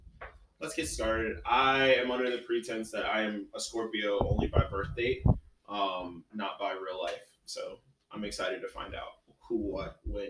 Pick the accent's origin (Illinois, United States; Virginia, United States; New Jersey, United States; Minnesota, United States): Virginia, United States; Virginia Beach; also born or lived in Bronx, New York; now in North Carolina, United States; I grew up in Virginia Beach, Virginia.